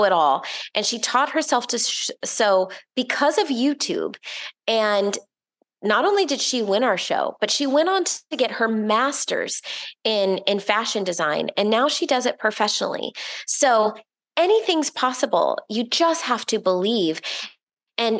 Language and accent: English; Orlando, Florida, United States; I grew up in Orlando, Florida